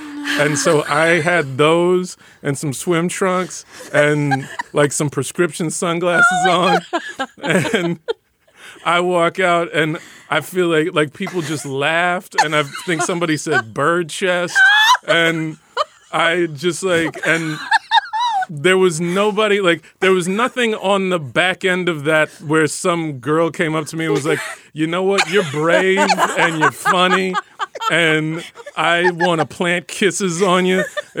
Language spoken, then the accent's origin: English; Dallas, Texas, United States; I grew up in Dallas, and so there's a Dallas Jack and Jill chapter